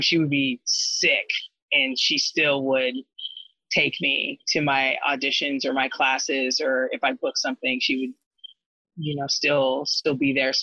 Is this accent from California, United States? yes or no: yes; Corona, California, United States; also born or lived in Tampa, Florida; I was born in Tampa, Florida, but then my mom moved us out to SoCal, Southern California, when I was a kid. And I pretty much was raised in Corona, California